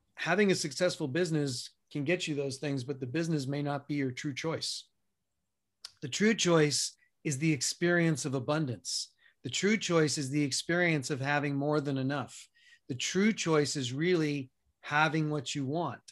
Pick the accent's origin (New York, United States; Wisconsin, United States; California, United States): New York, United States; New York City; moved away as an adult; also born or lived in Colorado; now in Arizona, United States; I grew up in New York City, spent the first eighteen years of my life there